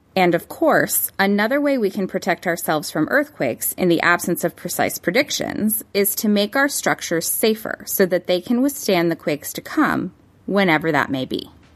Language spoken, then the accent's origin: English; Los Angeles, California, United States; My hometown of Los Angeles